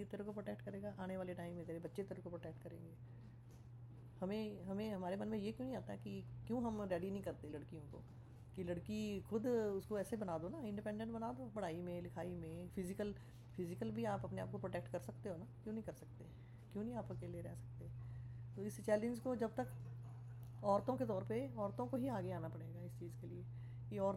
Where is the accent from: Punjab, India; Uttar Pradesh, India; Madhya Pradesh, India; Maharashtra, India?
Punjab, India; मुझे तो बचपन से ही मतलब बहुत बुरी लगती थी कि जैसे लोहड़ी सेरामनी होती है जैसे हम पंजाबी हैं